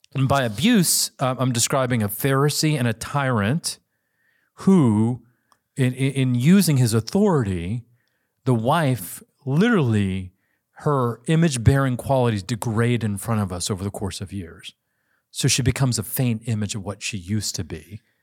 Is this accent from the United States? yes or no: yes; United States; I'm Asian American